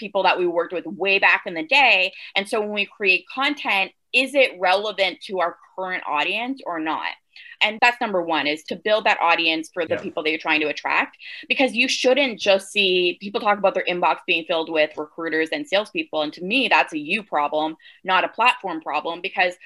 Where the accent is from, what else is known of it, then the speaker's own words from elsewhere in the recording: Canada; accent: Canadian; the Canadian came out there with the about.